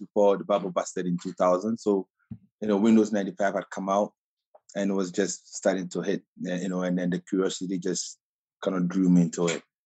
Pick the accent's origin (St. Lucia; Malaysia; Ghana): Ghana; accent: Ghana accent; moved away as an adult; I grew up in Ghana